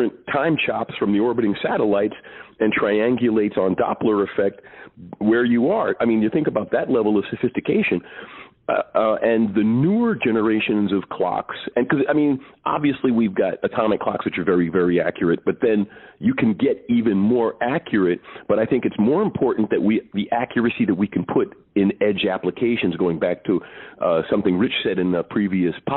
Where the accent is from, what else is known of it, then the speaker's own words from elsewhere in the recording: New York City, New York, United States; I'm from Queens